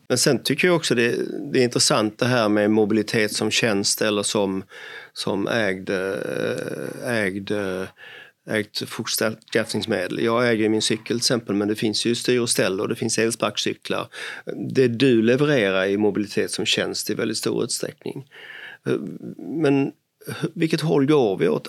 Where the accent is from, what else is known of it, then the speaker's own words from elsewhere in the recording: Sweden; vi är ju som svenskar